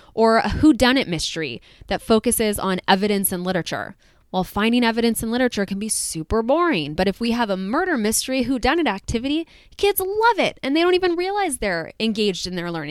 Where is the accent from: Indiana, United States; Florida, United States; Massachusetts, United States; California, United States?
California, United States; as a Californian